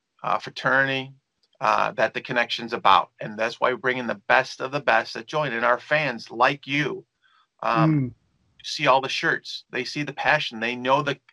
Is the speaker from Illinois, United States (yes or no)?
yes; Elmhurst, Illinois, United States; I grew up in Elmhurst, Illinois, which is about 19 miles.